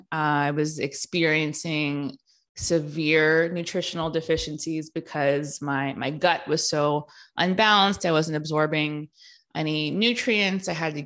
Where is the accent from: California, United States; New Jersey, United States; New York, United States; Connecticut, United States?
California, United States; So I grew up in the Bay Area in California in the early 90s.